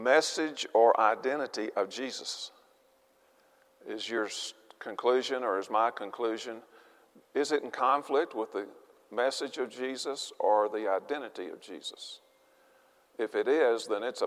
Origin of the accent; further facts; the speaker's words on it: Arkansas, United States; I'm from Arkansas.